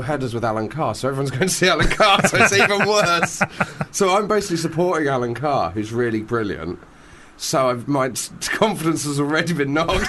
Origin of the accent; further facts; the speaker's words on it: Devon, Dartmoor, South West England, United Kingdom; I grew up in Devon on Dartmoor.